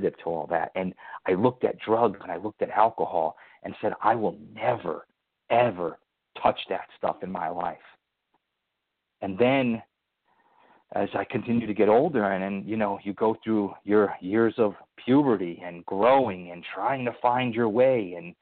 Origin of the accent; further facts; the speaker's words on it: Somers, New York, United States; also born or lived in Connecticut; I was brought up in Somers, New York